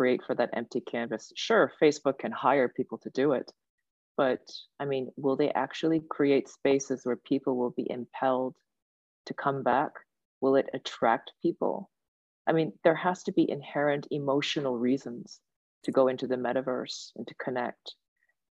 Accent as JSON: {"language": "English", "town": "Kitchener", "region": "Ontario", "country": "Canada", "tie": "born or raised there", "also_born_or_lived": "Sudbury, Canada / Seoul, South Korea / Japan", "moved": "as an adult", "said": "when my parents first immigrated, they actually landed in Sudbury for the first 3-4 years, and then we moved to Kitchener"}